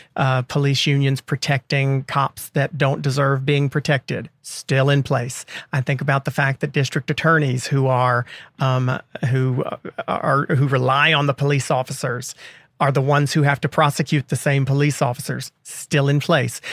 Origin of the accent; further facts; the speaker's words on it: the South, United States; as a Southerner